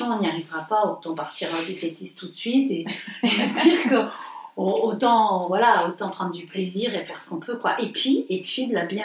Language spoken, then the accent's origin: French; the South, France; nous, on vient du Sud, on l'a toujours dit, c'est pas un gros mot pour nous.